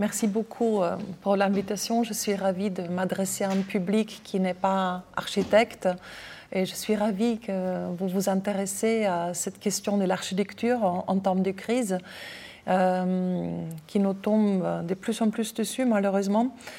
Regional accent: Austria; accent: Austrian; French is a second language; now in France; je suis autrichienne, j'ai un accent

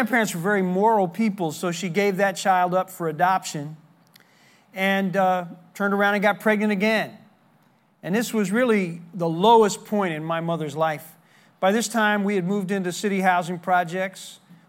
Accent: Newark, New Jersey, United States; also born or lived in Memphis, Tennessee; I was born in Memphis, Tennessee, and my father abandoned my family when I was 4 years old, put us on a train, and sent us to New Jersey. That's where my mother's parents lived, in the city of Newark.

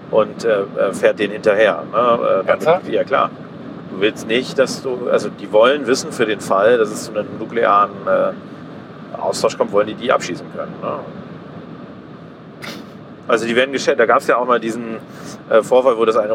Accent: Bremen, Germany

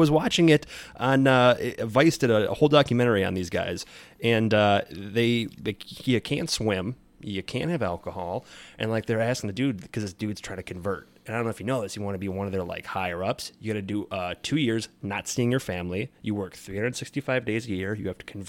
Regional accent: Wisconsin, United States; this is why I'm from Wisconsin

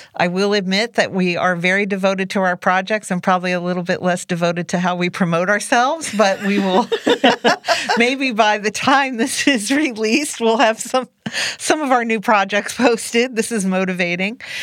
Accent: New Jersey Pine Barrens, United States; moved away; I was raised in the New Jersey pine barrens

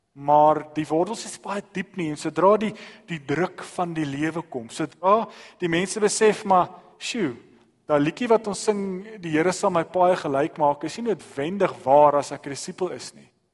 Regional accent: South Africa; ons as Suid-Afrikaners

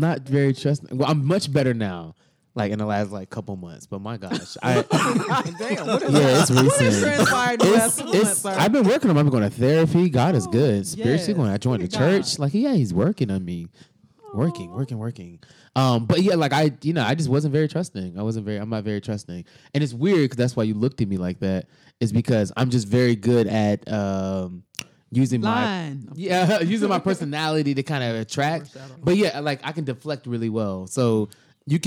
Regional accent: Miami, Florida, United States; I'm from Miami

